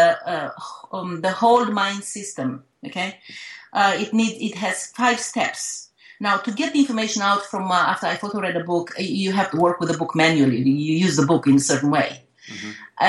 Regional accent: Romania

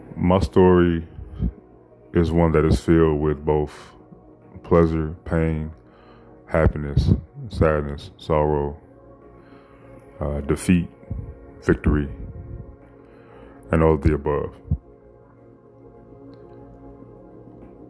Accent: Chicago, Illinois, United States; I was raised in Chicago, Illinois.

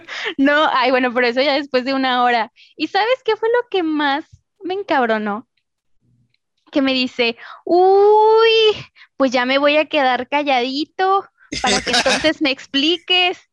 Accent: Mexico; De México.

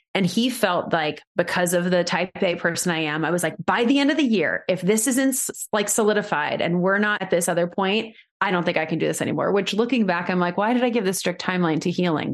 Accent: New York, United States; moved away as an adult; I'm originally from New York, and I moved back home

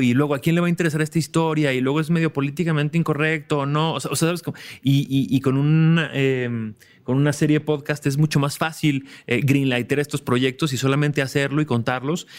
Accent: Mexico; como mexicanos, al, bueno, al menos yo crecí como escuchando

